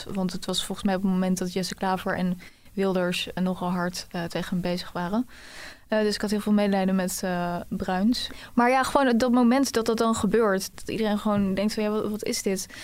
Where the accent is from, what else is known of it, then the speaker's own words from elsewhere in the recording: The Hague, South Holland, Netherlands; moved away; want ik kom dus eigenlijk uit Den Haag